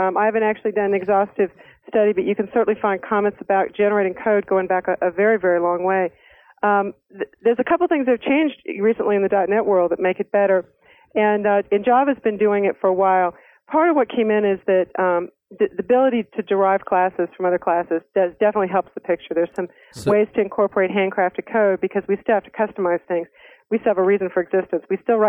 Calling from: Fort Collins, Colorado, United States; Fort Collins, Colorado.

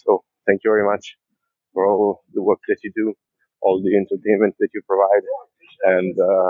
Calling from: Naples, Campania, Italy; I am from Naples, Italy, and I listen to you.

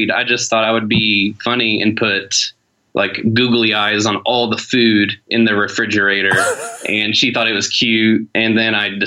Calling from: Detroit, Michigan, United States; I am calling you from uh, South Detroit.

